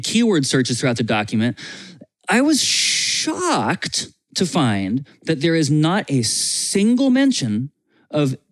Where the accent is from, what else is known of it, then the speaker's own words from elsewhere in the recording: United States; As an American